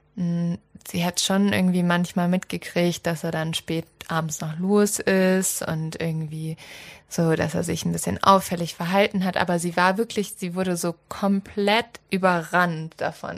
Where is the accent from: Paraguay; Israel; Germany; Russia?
Germany; Northern Germany; ich komme ja aus dem Norden